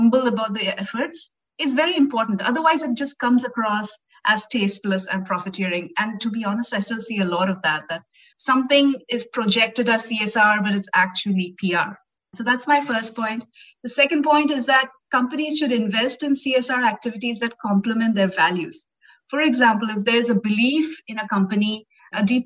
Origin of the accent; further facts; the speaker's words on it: India; I'm from India and I've traveled extensively in India